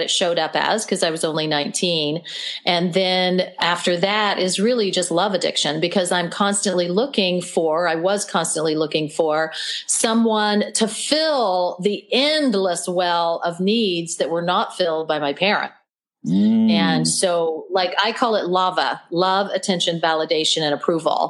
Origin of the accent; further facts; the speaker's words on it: Oklahoma, United States; I was born and raised in Oklahoma